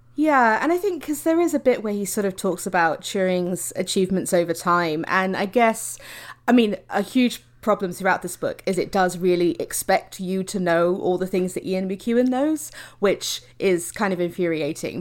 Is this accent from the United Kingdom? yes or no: yes; United Kingdom